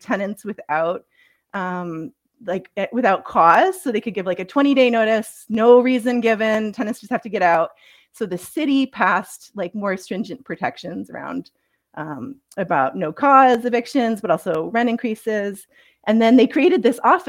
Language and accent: English; upstate New York, United States; moved away as an adult; also born or lived in Philadelphia; now in Canada; I'm from the States. I grew up in upstate New York.